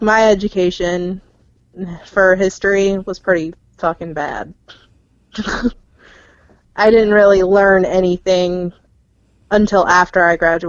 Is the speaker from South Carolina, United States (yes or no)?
yes; South Carolina, United States; I'm from South Carolina